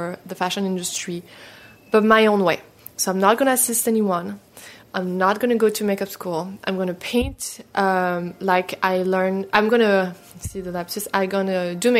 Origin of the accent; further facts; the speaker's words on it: Paris, Île-de-France, France; So I grew up in Paris, really like the real purebred Parisian.